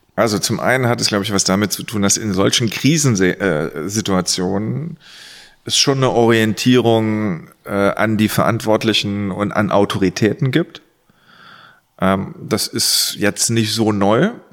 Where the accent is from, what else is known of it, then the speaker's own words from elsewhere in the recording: Saarlouis, Saarland, Germany; accent: Moselle Franconian; Da ich aus Saloy bin